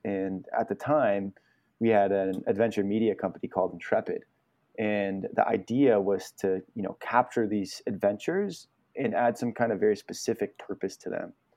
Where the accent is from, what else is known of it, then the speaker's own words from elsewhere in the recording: Truckee, California, United States; now in Richmond, Vermont, United States; I was born and raised in Truckee, California, just outside of Lake Tahoe.